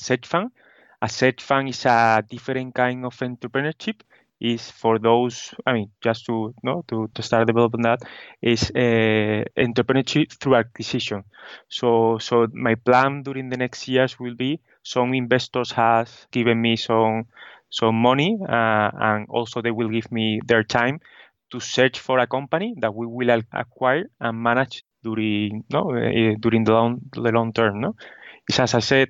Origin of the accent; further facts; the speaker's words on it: Seville, Andalusia, Spain; also born or lived in Barcelona; So I located in Seville, in Spain, and I'm actually from here.